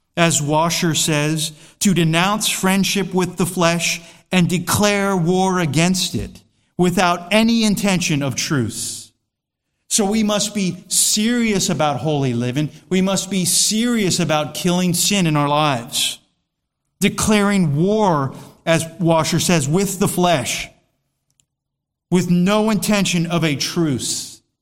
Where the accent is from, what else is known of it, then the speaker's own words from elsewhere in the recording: United States; I'm an American citizen